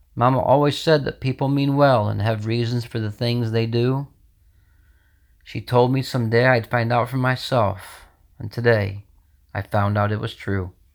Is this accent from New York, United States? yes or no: yes; Sidney Center, New York, United States; I'm from Sydney Center, New York.